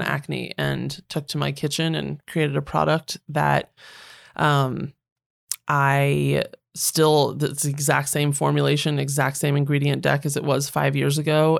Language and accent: English; Northern Virginia, United States; moved away as an adult; also born or lived in Washington, D.C. / London / Los Angeles; I was born in Washington D.C. I grew up mm-hmm. in Northern Virginia